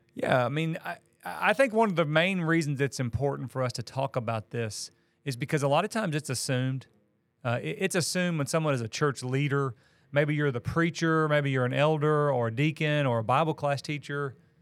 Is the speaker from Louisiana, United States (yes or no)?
no; Missouri, United States; moved away as an adult; also born or lived in Illinois / Tennessee / Kentucky / Georgia; now in Valdosta, United States; I grew up in Missouri, and that's where all my family still is